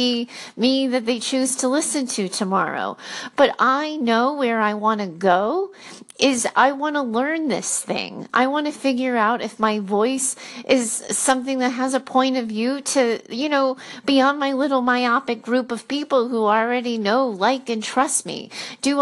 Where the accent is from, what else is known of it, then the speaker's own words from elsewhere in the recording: Rhode Island, United States; moved away as an adult; also born or lived in Boston; I grew up in Rhode Island.